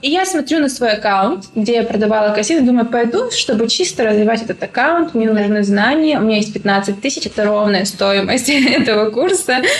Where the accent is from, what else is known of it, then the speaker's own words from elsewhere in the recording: Dolinsky, Chechnya, Russia; also born or lived in Grozny; я вообще выросла в селе в Чеченском.